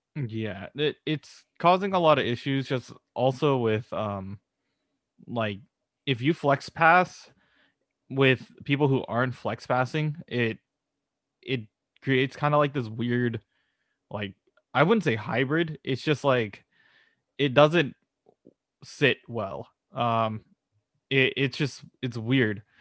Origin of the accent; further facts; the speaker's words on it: California, United States; we're, we're from California